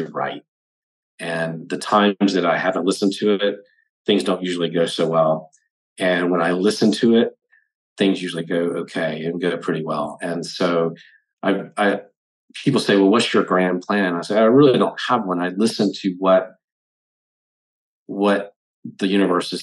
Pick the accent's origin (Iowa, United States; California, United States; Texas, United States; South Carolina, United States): South Carolina, United States; I was in all the things that were pretty typical of somebody growing up in South Carolina